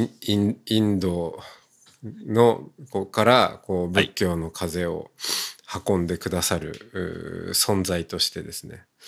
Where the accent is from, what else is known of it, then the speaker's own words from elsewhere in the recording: Hokkaido, Japan; moved away; もともと出身が私も田舎、まあ、北海道ですけど